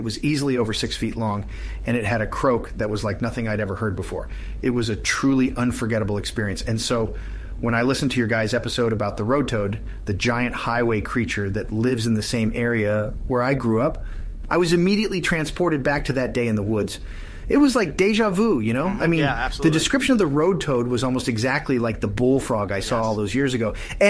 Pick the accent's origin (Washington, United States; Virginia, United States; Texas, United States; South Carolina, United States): Virginia, United States; Richmond; Well, fellas, I grew up in Richmond, Virginia, and spent a lot of time in the woods around there.